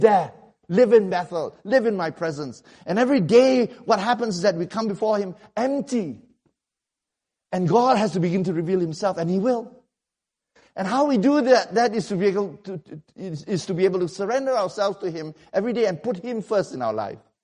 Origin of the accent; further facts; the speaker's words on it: Malaysia; I come from Malaysia